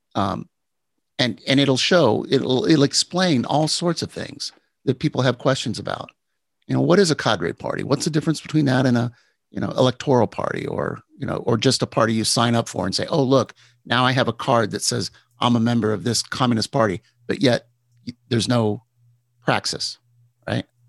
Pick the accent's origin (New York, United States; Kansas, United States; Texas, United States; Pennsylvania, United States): Texas, United States; moved away; I, I grew up in Texas.